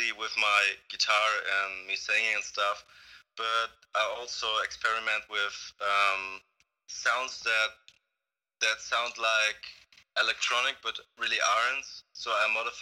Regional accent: Mannheim, Baden-Württemberg, Germany; I'm from Baden-Württemberg, and that's, I'm from Mannheim

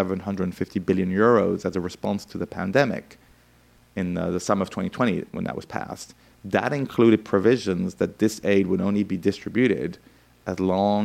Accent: France; I grew up in France in the 1980s

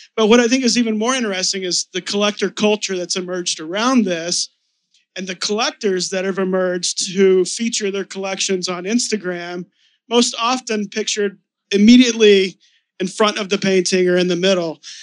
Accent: Texas, United States; now in New York, United States; I was raised in Texas

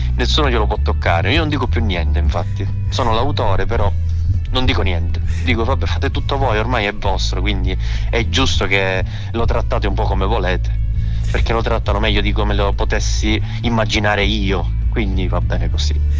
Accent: Catania, Sicily, Italy; essendo siciliani dobbiamo valorizzare la Sicilia

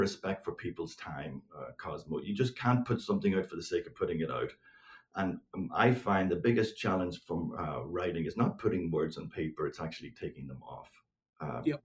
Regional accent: Northern Ireland, United Kingdom; growing up in Northern Ireland uh, uh during the seven, seven, 1970s and 80s

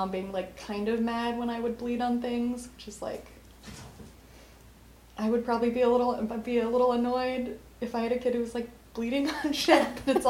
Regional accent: Colorado, United States; Because I'm from Colorado, it's at a pretty high altitude

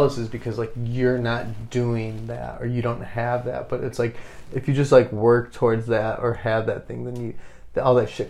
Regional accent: Chicago, Illinois, United States

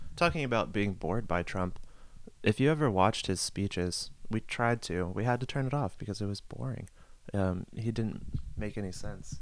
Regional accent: Youngstown, Ohio, United States; I'm from Youngstown, Ohio, and it's a Rust Belt city

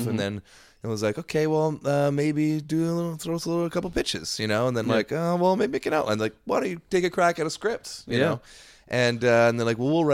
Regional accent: Ontario, Canada; born or raised there; now in British Columbia, Canada

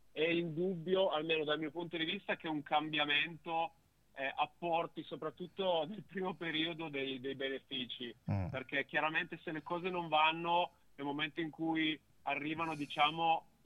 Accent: Turin, Piedmont, Italy; eh, nell'ottica di un ritorno tra virgolette a casa, visto che io sono piemontese.

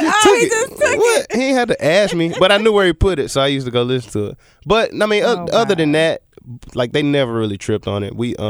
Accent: Memphis, Tennessee, United States; I'm from Hickory Hill. That's where I was born at till I was about 8, and then we moved over, like, by the University of Memphis. So.

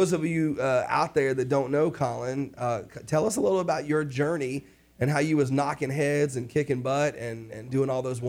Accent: New York, United States; I'm from New York.

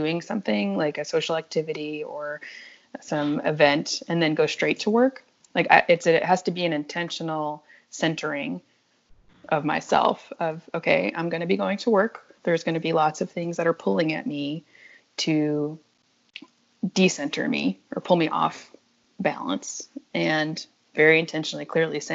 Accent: New Orleans, Louisiana, United States; I'm home now, because I'm in New Orleans

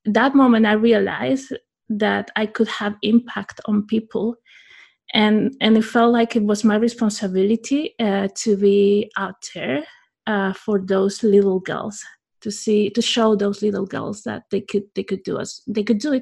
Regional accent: Spain; my hometown in Spain

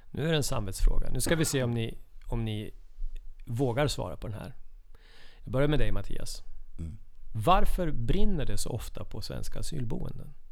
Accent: Jämtland, Sweden; Uppe i Jämtland där jag kommer ifrån.

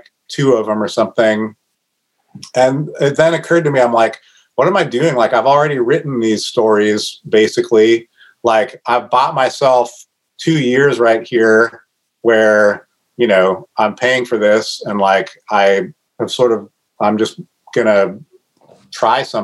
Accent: Northwest, Pacific Northwest, United States; I grew up here

